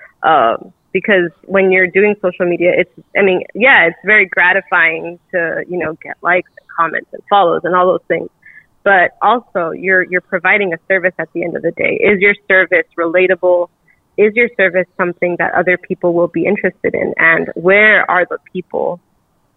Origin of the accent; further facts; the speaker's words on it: Lynwood, California, United States; moved away as an adult; also born or lived in Michigan; now in Los Angeles, United States; I grew up like borderline Compton, California